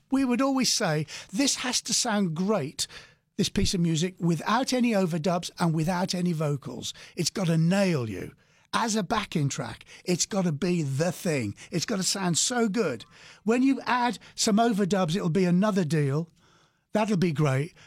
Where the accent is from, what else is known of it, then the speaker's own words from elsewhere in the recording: England, United Kingdom; We're from England